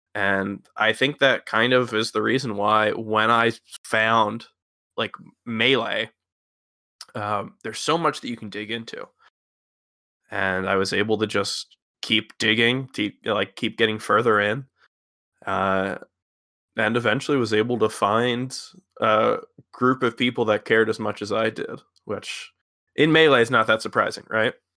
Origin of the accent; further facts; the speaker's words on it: Philadelphia, Pennsylvania, United States; I'm from the Philadelphia area